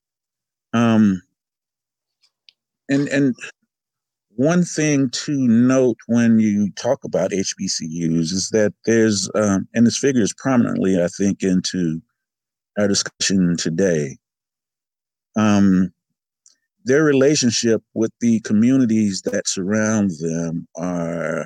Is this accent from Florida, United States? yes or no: yes; Tallahassee, Florida, United States; I'm from Tallahassee, Florida